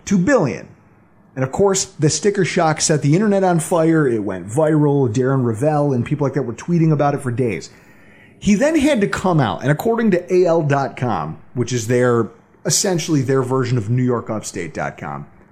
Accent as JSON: {"language": "English", "town": "Buffalo", "region": "New York", "country": "United States", "tie": "born or raised there", "said": "my hometown if the same thing were to happen here in Buffalo"}